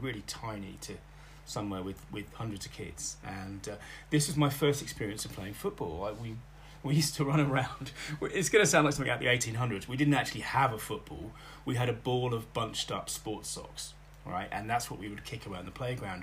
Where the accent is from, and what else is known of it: Bletchley, South East England, United Kingdom; born or raised there; also born or lived in Oxford, England / Oxfordshire village